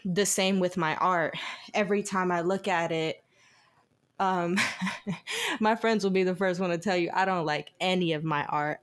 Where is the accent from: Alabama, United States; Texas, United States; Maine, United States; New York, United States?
Alabama, United States; Eufaula; also born or lived in Georgetown, Georgia; I grew up in Eufaula, Alabama, Georgetown, Georgia. It's, like, right on the border of Georgetown and Alabama. So my mom's house was in Georgia, but I went to school in Alabama